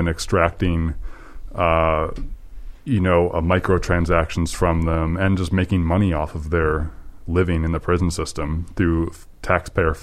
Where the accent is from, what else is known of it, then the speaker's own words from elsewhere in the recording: United States; as an American